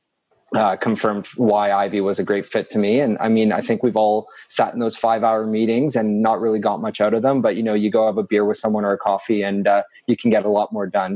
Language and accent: English; Toronto, Ontario, Canada; also born or lived in London, Ontario; I'm also from Toronto, but did my undergrad in London